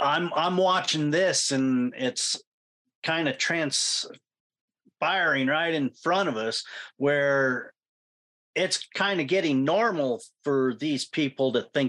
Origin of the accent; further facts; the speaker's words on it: Clarkston, Washington, United States; And I was raised in Clarkston.